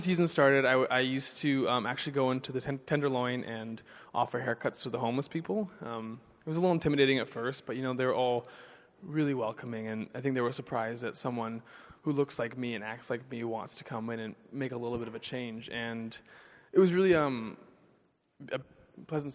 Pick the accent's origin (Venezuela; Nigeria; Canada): Canada; Vancouver, British Columbia; now in San Francisco, United States; I'm from Vancouver, which is the opposite side from Toronto